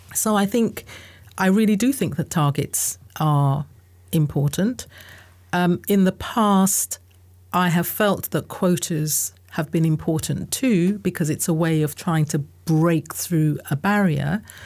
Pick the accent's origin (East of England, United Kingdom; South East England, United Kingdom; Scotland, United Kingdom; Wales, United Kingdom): South East England, United Kingdom; Southeast London / Kent borders; born or raised there; also born or lived in Guyana / United States